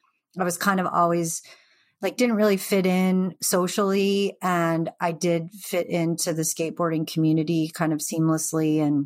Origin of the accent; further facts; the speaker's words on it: Pacific Northwest, United States; And then I found skateboarding as kind of an angsty teenager growing up in the Northwest.